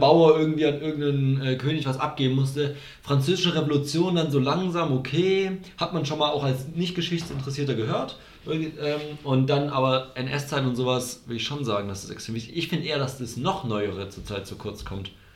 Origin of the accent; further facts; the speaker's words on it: Germany; das ist unser Land